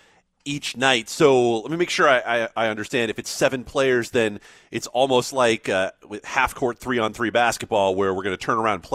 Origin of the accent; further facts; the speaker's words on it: East Coast, United States; now in Las Vegas, United States; I'm from the East Coast originally